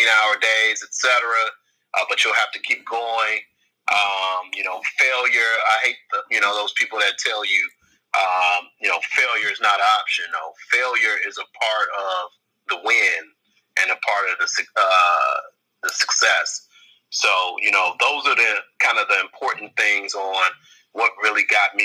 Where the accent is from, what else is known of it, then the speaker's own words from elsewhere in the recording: Chicago, Illinois, United States; I was a kid from Inglewood on the south side of Chicago